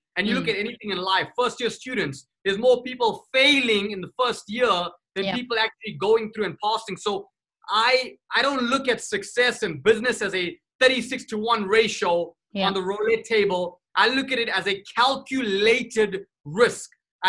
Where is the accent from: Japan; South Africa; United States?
South Africa; I come from South Africa, 1994, the year that I was born.